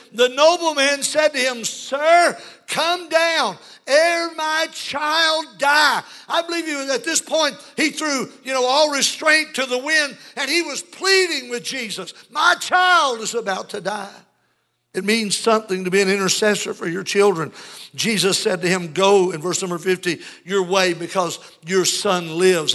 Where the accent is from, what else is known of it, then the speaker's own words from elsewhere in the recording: United States; the America that we grew up